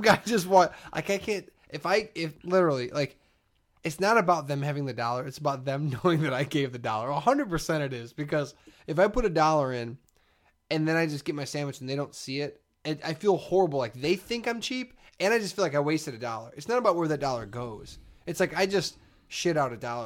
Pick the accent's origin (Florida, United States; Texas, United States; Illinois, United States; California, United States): Illinois, United States; Chicago; I was from Chicago